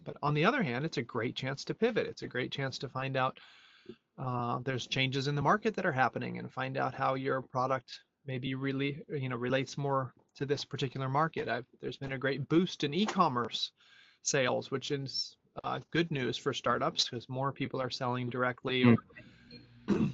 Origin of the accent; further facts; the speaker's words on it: United States; moved away as an adult; also born or lived in Europe; I am an American who lived uh, 20 years abroad in Europe and came back here in 2010